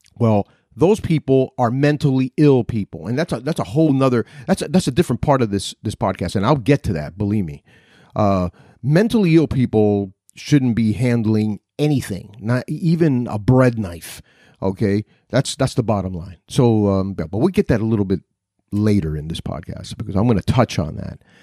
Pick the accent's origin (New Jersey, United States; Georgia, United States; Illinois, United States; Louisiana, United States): New Jersey, United States; Newark; I was born in Newark, New Jersey